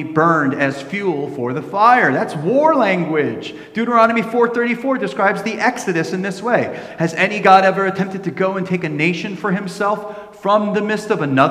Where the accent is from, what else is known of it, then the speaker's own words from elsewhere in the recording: New Jersey, United States; I grew up in New Jersey